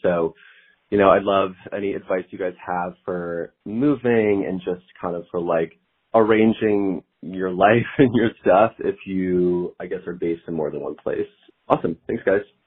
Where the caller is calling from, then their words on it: New York City, New York, United States; I'm calling from New York